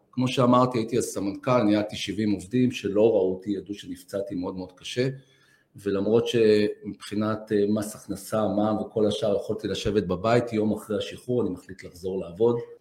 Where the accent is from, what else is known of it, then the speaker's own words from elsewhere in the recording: Petah Tikva, Central District, Israel; גדלתי בבית שכל היום דיבר על ערכים ונתינה ועל חוסן ועל חוזק, אף פעם לא דיברו איתי על ציונים. ואני חושב שהשילוב, הערכים, החוסן שקיבלתי באותו בית ישן בפתח תקווה